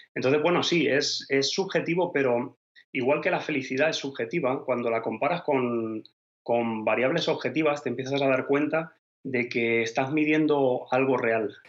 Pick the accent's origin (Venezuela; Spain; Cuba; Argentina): Spain; moved away as an adult; now in Denmark; Yo obviamente soy español